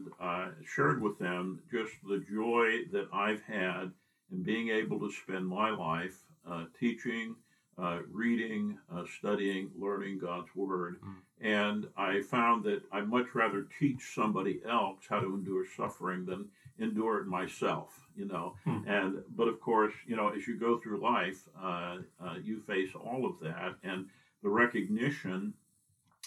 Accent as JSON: {"language": "English", "town": "Binghamton", "region": "New York", "country": "United States", "tie": "born or raised there", "also_born_or_lived": "Carrollton, Ohio", "moved": "as an adult", "said": "I was born in New York State, central New York State, in the Binghamton area, and born into a Christian family"}